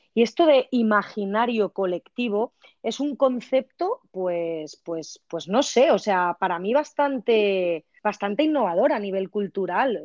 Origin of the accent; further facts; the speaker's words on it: village on the Turia river, Valencian Community, Spain; En mi pueblo, por ejemplo, lo hemos hecho en el agua dulce, que es el río Turia